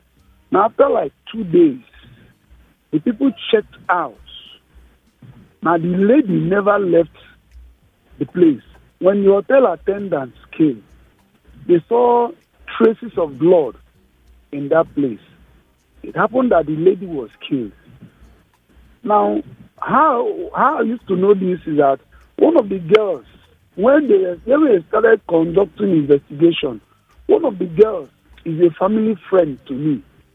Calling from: Indonesia

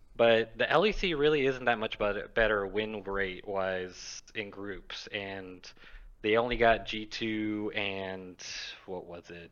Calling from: Mobile, Alabama, United States; I'm calling from Mobile, Alabama

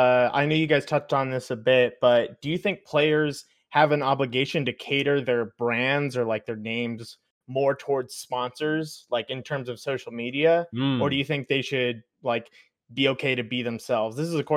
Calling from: Maryland/Virginia area, United States; I'm from MDVA.

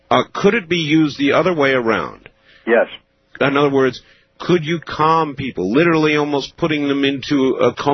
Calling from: Minnesota, United States; I'm from Minnesota, uh, out of KSTP.

